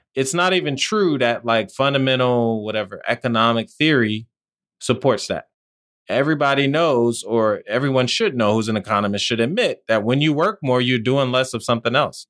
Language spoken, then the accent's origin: English; New Jersey, United States; also born or lived in Washington, D.C.; growing up in New Jersey where I lived